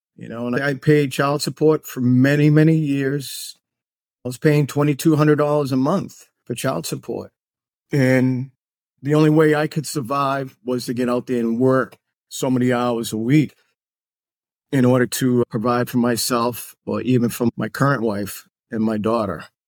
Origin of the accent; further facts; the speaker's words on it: Massachusetts, United States; moved away as an adult; also born or lived in Washington, D.C.; now in Florida, United States; We moved to Massachusetts when I was five years old. Went through, like, uh, school system in Massachusetts